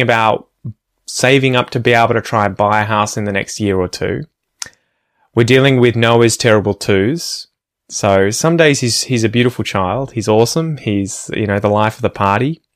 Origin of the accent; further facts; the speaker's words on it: Ocean Grove, Victoria, Australia; where I grew up in Ocean Grove